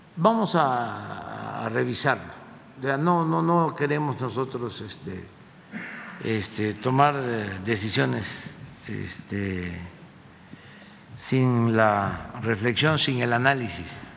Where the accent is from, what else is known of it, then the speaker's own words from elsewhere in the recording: Paraíso, Tabasco, Mexico; moved away; allá en mi tierra, en Paraíso